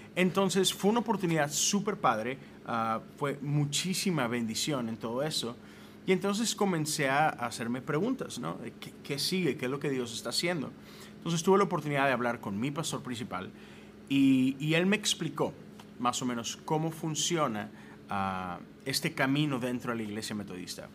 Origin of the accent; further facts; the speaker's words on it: Mexico; moved away as an adult; now in United States; Yo soy de México, nací, crecí allá, viví 30 años en México